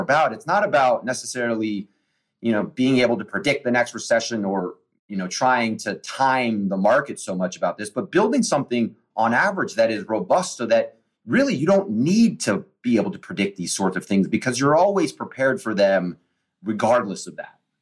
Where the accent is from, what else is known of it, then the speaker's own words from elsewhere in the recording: Washington, District of Columbia, United States; I was born on June 30th, 1980, in Georgetown University Hospital